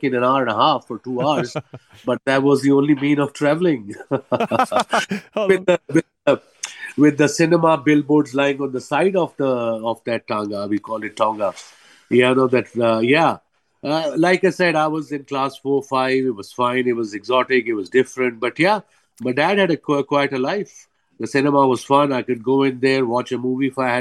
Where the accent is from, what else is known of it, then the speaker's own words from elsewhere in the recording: Lahore, Punjab, Pakistan; moved away as an adult; now in Karachi, Pakistan; I'm from Lahore, but I moved to Karachi 12 years ago.